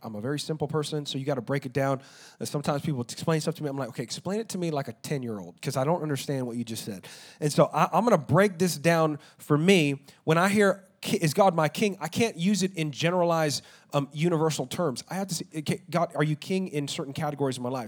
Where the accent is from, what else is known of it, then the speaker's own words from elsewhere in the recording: Texas, United States; I'm an American and I'm Texan